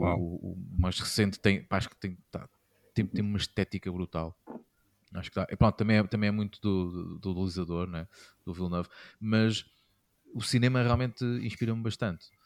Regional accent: Castelo Branco, Centro, Portugal; moved away; sou de Castelo Branco, sou de Castrense, eh, já não moro

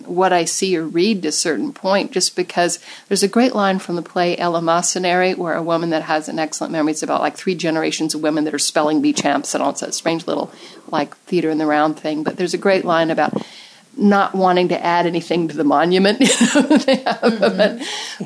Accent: San Diego, California, United States; also born or lived in Japan; I grew up in San Diego, but I wasn't born here. I was born in Japan

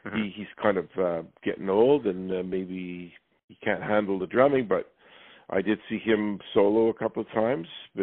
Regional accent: Montreal, Quebec, Canada; I'm from Montreal, Quebec.

